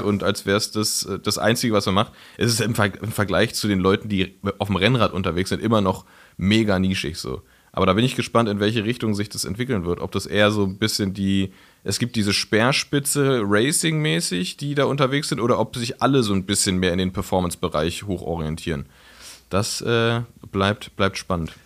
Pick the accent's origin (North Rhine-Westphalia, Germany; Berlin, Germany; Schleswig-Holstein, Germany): Berlin, Germany; ich bin ja in Frohnau aufgewachsen, ja. in Reinickendorf